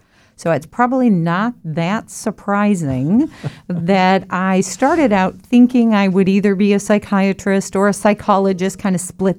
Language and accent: English; Colorado, United States; also born or lived in Texas / Illinois; Well, I consider myself from Colorado, but I was born in Texas, and my family moved from Texas to Illinois and then to Colorado.